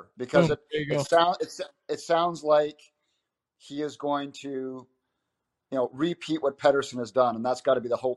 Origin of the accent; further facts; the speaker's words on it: Abbotsford, British Columbia, Canada; I'm from Abbotsford